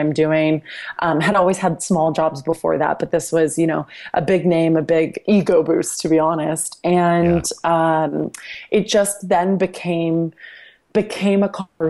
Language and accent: English; Dallas, Texas, United States; landed at Fox Sports Southwest in Dallas, which is my hometown